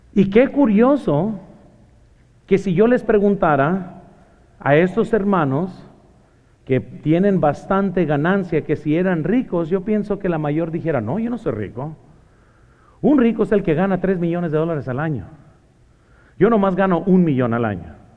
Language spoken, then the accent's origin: Spanish; Mexico; moved away; also born or lived in Morgan Hill; soy mexicano